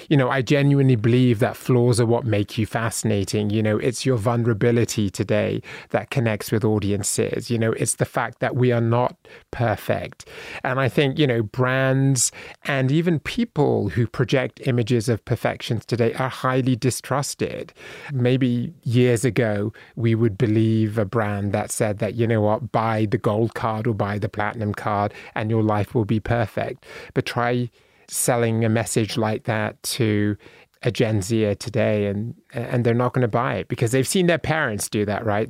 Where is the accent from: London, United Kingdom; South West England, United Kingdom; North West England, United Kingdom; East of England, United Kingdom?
South West England, United Kingdom; Bristol; moved away as an adult; now in United States; I was born in a city called Bristol in England at Saint Michael's Hill Hospital, and then I was raised in Bristol.